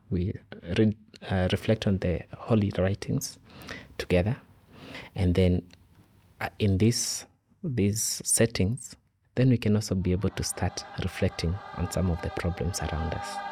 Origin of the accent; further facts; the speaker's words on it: Kenya; I come from Kenya